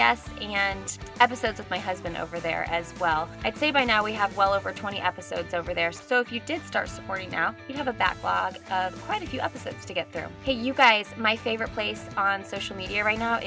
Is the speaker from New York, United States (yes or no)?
no; Indianapolis, Indiana, United States; we're both from Indianapolis